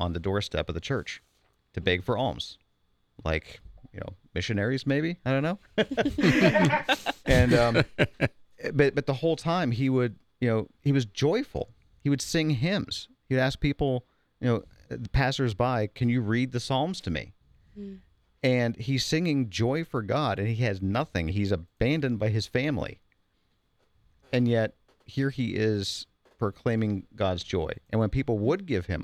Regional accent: Pittsburgh, Pennsylvania, United States; moved away; Pittsburgh. Okay. If you want to get back to my original roots.

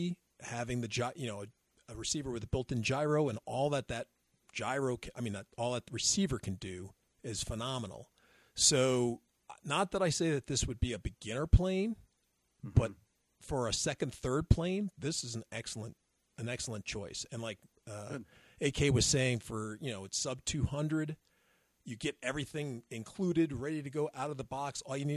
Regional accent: Texas, United States; from the hills of Texas.

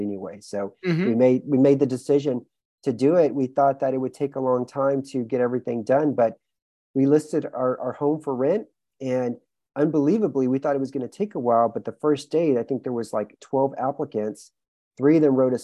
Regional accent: Houston, Texas, United States; moved away as an adult; also born or lived in New York City; now in Romania; born and raised in Houston, Texas

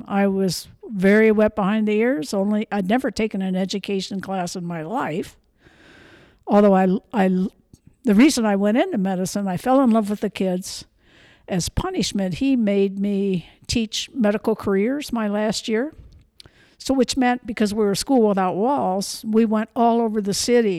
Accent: Toledo, Ohio, United States; moved away as an adult; also born or lived in Michigan / Philadelphia / Missouri; now in Montana, United States; I was born in Toledo, Ohio.

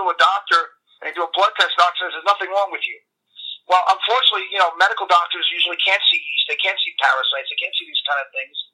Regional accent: New York, United States; accent: New York

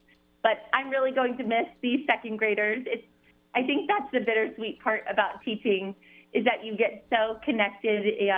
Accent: Cincinnati, Ohio, United States; I'm from Cincinnati, so I went to an all-girls Catholic school there, Ursuline Academy, and then right to Catholic college at Xavier University.

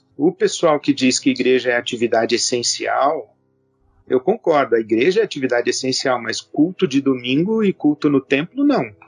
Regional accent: Brazil; nós brasileiros

